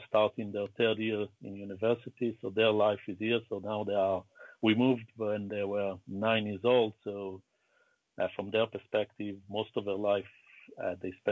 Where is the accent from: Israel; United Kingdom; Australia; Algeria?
Israel; Southern District; also born or lived in Beersheba, Israel; I was born in Israel in the early 70s, grew up in a small town just above the Dead Sea, where my father used to work, and then later on I moved to the biggest town in the south of Israel. It's a town called Be'er Sheva